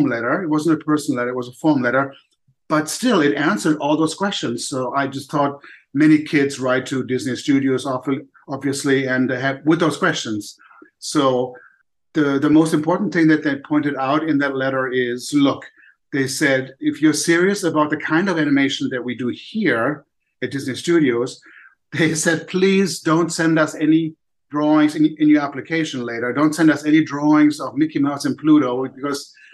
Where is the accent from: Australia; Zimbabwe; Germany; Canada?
Germany; also born or lived in Poland; now in United States; I was born in Poland. I don't remember anything about that part of my life, because my parents, with me and my older sister, escaped to Germany, to West Germany, when I was 1 year old. So, of course, I don't recall that. But then growing up in Germany